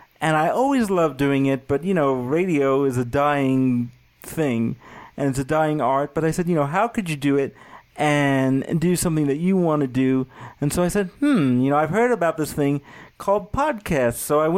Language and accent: English; New York, United States; because, you know, I'm from New York and I speak very fast.